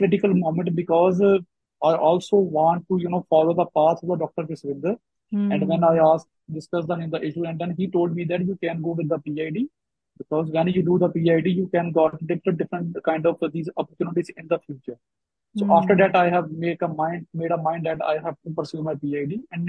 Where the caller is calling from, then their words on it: Kalanur, Punjab, India; Location is in Kalanur. It's a small town in district Gurdaspur.